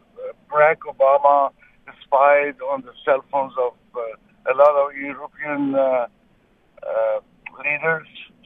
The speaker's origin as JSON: {"language": "English", "country": "Iran", "lives_now": "San Jose, United States", "said": "Originally, I'm from Iran."}